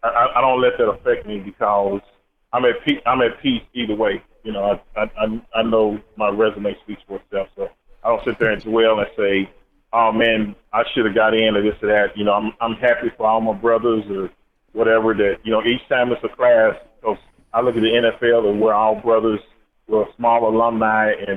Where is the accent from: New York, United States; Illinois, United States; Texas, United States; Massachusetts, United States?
Texas, United States; Dallas; I grew up in Dallas, big Cowboy fan